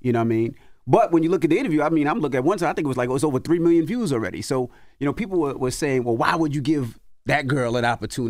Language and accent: English; New York City, New York, United States; I'm from Queens